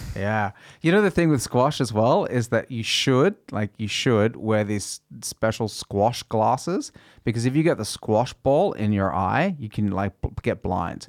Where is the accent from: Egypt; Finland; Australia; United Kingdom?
Australia; first language English; now in Norway; I grew up playing tennis in Australia